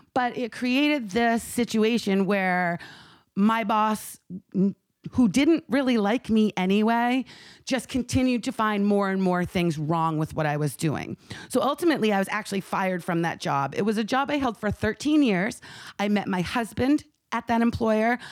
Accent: Maine, United States; my home state

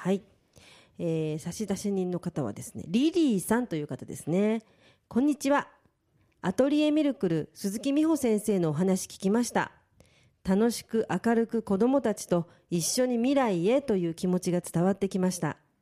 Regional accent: Tokyo, Japan; 実家が父が信州の松本出身で母が九州熊本出身なんですね、はい、でそして2人一緒になって家庭を築いたのが東京なので

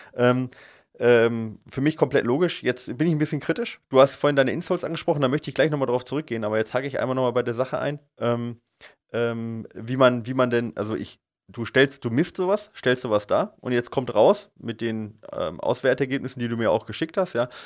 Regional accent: Allgäu, Bavaria, Germany; ich komme jetzt aus dem Allgäu

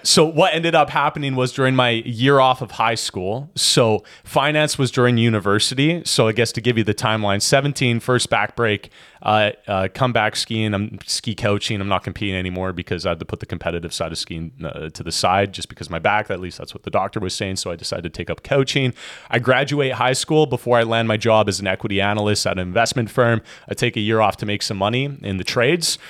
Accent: Edmonton, Alberta, Canada; moved away as an adult; now in Kelowna, Canada; originally born and raised in Edmonton, Alberta

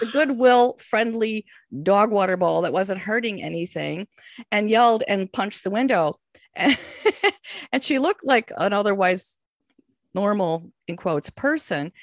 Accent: Chicago, Illinois, United States; I'm from Chicago, you know, and, um, you, I have a certain, like, I'm not going to be scared of people in the city attitude.

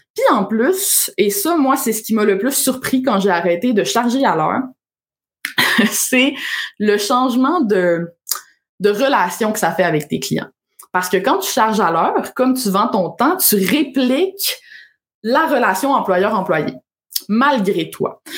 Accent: Alma, Quebec, Canada; moved away as an adult; also born or lived in Ottawa; j'ai grandi à Alma, au lac Saint-Jean

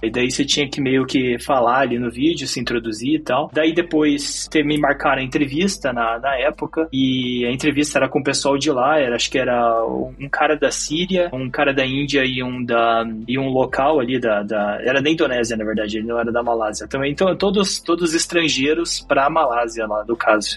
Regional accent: Curitiba, Paraná, Brazil; moved away as an adult; also born or lived in Foz do Iguaçu; now in Malaysia; eu sou de Curitiba, na verdade de Foz do Iguaçu, mas daí eh, cresci em Curitiba

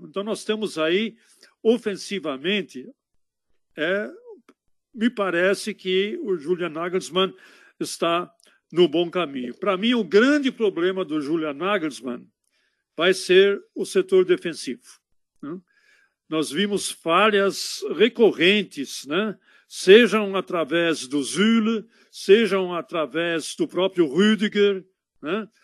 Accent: Berlin, Germany; now in São Paulo, Brazil; Prenzlauer Berg, é lá em Berlim. Prenzlauer Berg, na época que eu nasci lá

